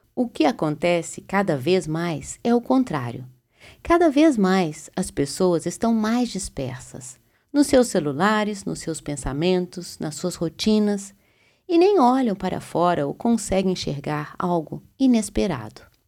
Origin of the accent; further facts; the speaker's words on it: Belo Horizonte, Minas Gerais, Brazil; moved away; Belo Horizonte, lugar onde eu nasci